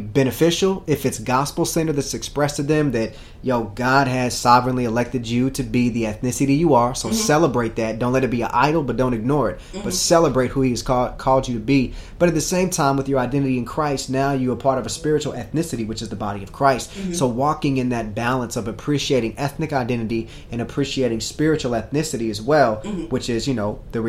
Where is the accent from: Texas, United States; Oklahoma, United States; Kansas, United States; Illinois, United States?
Kansas, United States; Kansas City; born and raised in Kansas City, on the Kansas side, the real side